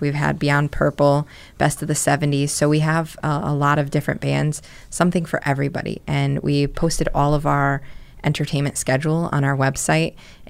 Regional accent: New Britain, Connecticut, United States; I grew up in New Britain.

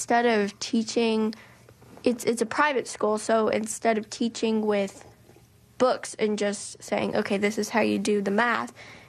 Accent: Huntsville, Alabama, United States; Huntsville, Alabama.

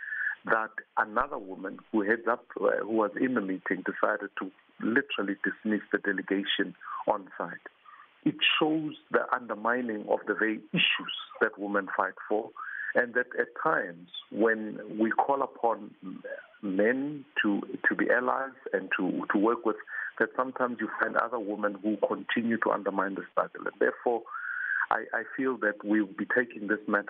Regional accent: South Africa; a South African who grew up in townships during the 80s

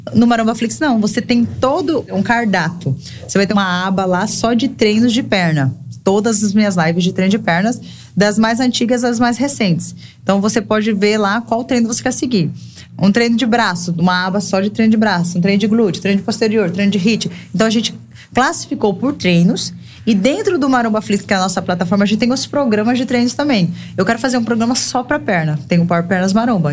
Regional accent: Brazil; born or raised there; moved away as an adult; now in João Pessoa, Brazil

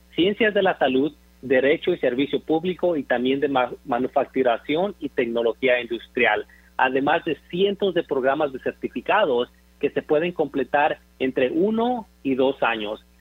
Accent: Zamora, Michoacán, Mexico; now in Dallas, United States; Orgullosamente nací y crecí en Zamora, Michoacán

